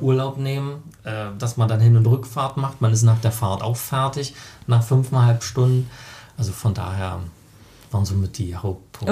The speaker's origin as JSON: {"language": "German", "town": "Finsterwalde", "region": "Brandenburg", "country": "Germany", "tie": "born or raised there", "also_born_or_lived": "Karlsruhe / Frankfurt am Main / Doberlug-Kirchhain", "moved": "as an adult", "said": "Ja, also wir sind hier, beide hier geboren in Finsterwalde, sind hier zur Schule gegangen"}